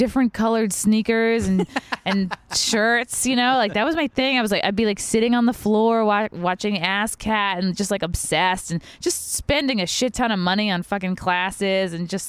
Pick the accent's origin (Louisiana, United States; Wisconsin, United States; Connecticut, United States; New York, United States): New York, United States; Long Island; accent: Long Island; Well, that's because I've really worked hard to get rid of my shitty Long Island accent